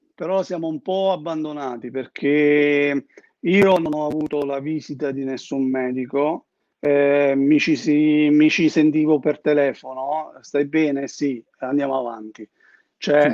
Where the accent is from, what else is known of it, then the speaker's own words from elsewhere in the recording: Termoli, Molise, Italy; moved away as an adult; now in Modena, Italy; io vivo a Modena, ma sono molisano. E lui vive a Termoli, che è il mio paese, in Molise